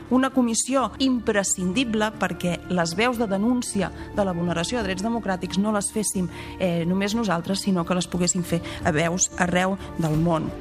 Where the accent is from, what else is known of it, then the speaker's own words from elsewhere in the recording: Barcelona, Catalonia, Spain; also born or lived in L'Ametlla de Mar / Agramunt; Jo sóc molt barcelonina, em sento molt barcelonina